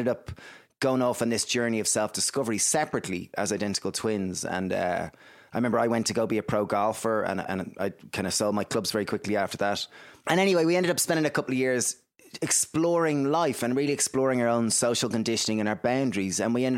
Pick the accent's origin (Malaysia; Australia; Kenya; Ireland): Ireland; Greystones, Leinster; So I guess we grew up in Greystones in Ireland. It's a small little town, about 20,000 people.